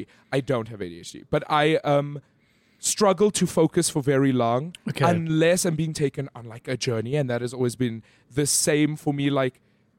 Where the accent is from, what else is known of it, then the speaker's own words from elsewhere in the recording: Johannesburg, Gauteng, South Africa; In Greenside.